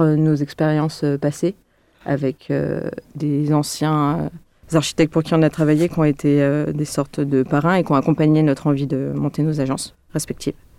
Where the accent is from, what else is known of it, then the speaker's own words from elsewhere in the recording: Lyon, Auvergne-Rhône-Alpes, France; je suis lyonnaise aussi